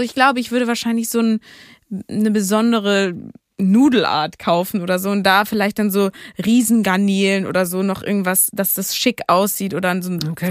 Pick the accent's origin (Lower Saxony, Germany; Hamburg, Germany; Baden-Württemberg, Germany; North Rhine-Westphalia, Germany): Hamburg, Germany; als Hamburgerin